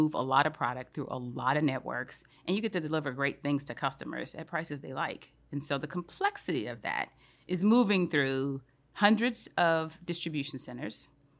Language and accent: English; Louisiana, United States; moved away as an adult; also born or lived in Milwaukee / Switzerland / London / Arkansas; I grew up in Louisiana.